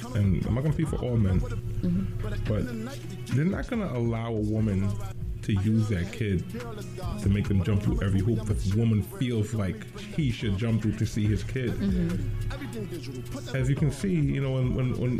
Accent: New York City, New York, United States; I grew up in Brooklyn

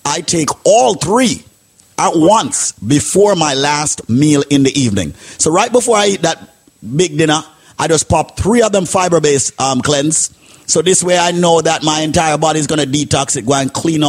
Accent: Bronx, New York, United States; Bronx, New York, the second neighborhood that I grew up in.

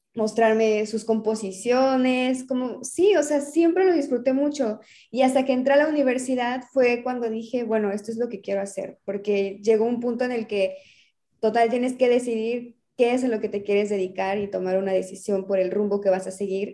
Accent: Mérida, Yucatán, Mexico; also born or lived in Cuernavaca; realmente he crecido en Mérida

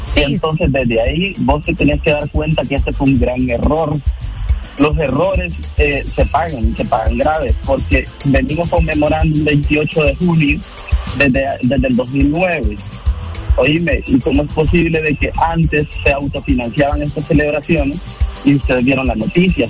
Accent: Honduras; soy hondureño

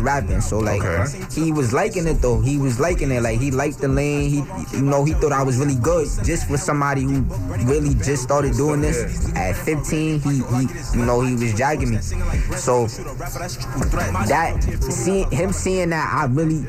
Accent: New York City, New York, United States; I'm from Brooklyn, I'm from New York

